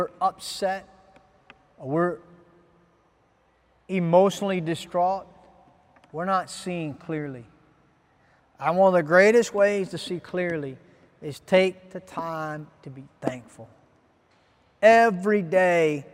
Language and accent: English; Ghana; as a Ghanaian citizen